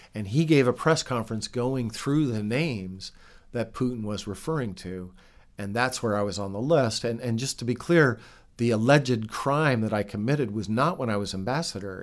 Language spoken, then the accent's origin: English; Bozeman, Montana, United States; moved away; also born or lived in Russia; I was born in Montana.